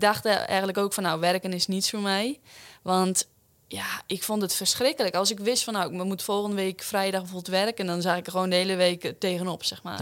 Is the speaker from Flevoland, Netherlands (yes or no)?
yes; Urk, Flevoland, Netherlands; 22 jaar, kom uit Urk.